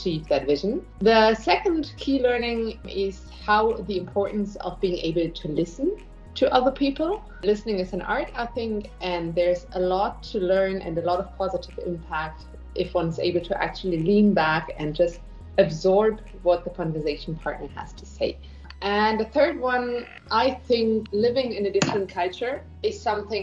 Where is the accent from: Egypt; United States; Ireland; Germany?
Germany; moved away as an adult; also born or lived in Barcelona, Spain; now in Bangalore, India; I am born and brought up in Germany, though I'm living in Bangalore in India for more than a decade now.